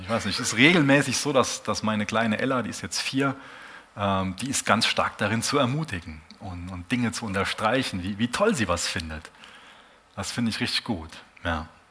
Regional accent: Germany; als Deutsche

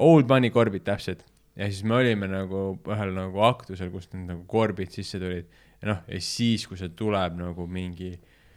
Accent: Finland; moved away; ma kasvasin ka Soomes üles

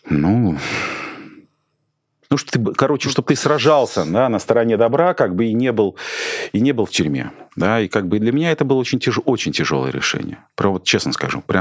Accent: Saint Petersburg, Russia; я из Петербурга, а Путин из КГБ

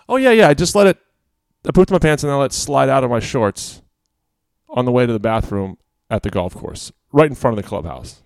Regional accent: Quantico, Virginia, United States; I grew up around Quantico

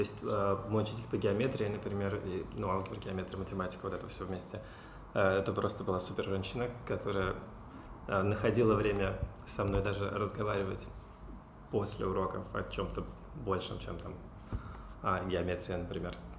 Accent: Cheboksary, Chuvashia, Russia; Я родился в Чебоксарах, учился там же, в школе

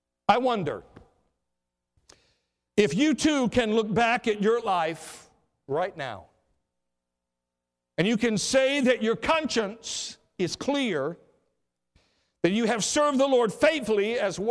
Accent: Riverview, Michigan, United States; a 12-year-old boy growing up in Riverview, Michigan, not too far from here

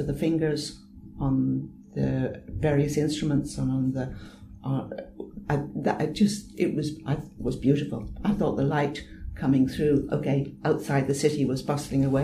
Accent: Ireland; I'm Irish.

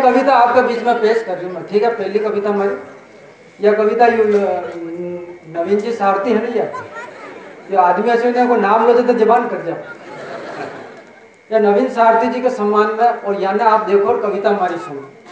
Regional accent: Chittorgarh, Rajasthan, India; accent: Mewari; मैं चित्तौड़ का रहने वाला हूँ

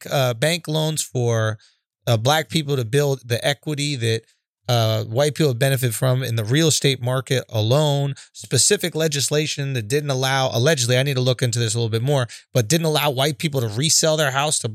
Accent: Scotland, United Kingdom; Because then as a Scottish person, do I go back to England and do some English people go back to whoever enslaved them

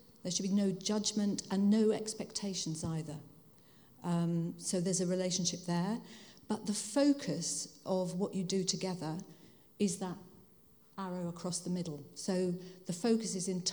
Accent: Hertfordshire, East of England, United Kingdom; moved away as an adult; also born or lived in Hull / Bradford / London; now in Bath, United Kingdom; I was born in Hull, but I grew up in Hertfordshire, which you can probably tell by my accent. I didn't grow up in Hull

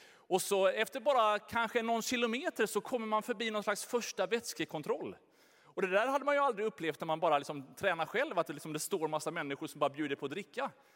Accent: Sweden; vi svenskar

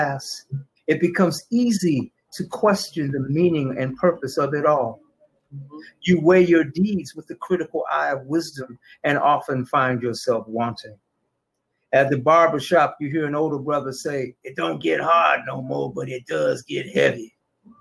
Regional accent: Detroit, Michigan, United States; I came out in 73. Mumford High School

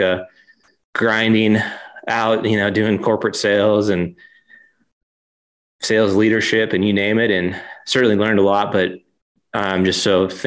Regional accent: just outside of Portland, Oregon, United States; moved away as an adult; now in Salt Lake City, United States; My wife and I, we grew up in Oregon, just outside of Portland. So spent my whole life there.

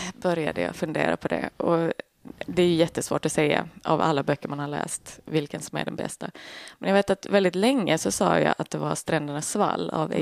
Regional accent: Skåne, Sweden; Jag är första generationens skåning. Båda mina föräldrar är uppifrån landet

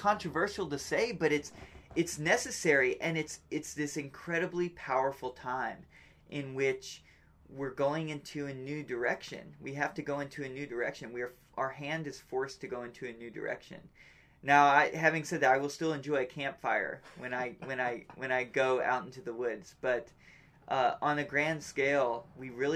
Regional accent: United States

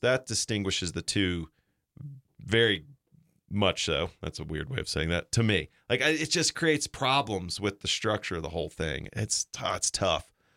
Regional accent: Chattanooga, Tennessee, United States; also born or lived in North Georgia; I grew up there and I grew up going to Mox games

